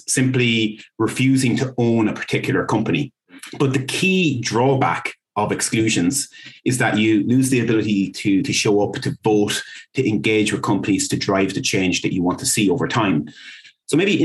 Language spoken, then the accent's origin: English; Dublin, Leinster, Ireland; accent: Irish; if you can't tell by my accent, I'm based in Dublin